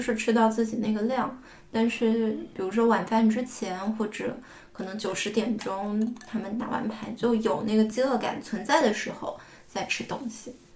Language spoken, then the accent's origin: Chinese; Fuzhou, Fujian, China; moved away as an adult; now in Beijing, China; 我即便到北京这么多年，然后但是每年冬至还是会做的一件事情，就是搓戏。戏其实是福州的方言